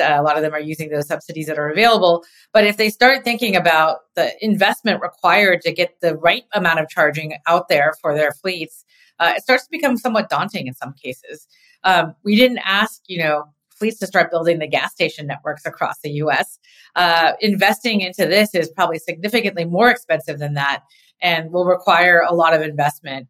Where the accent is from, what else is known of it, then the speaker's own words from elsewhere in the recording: California, United States; being a Californian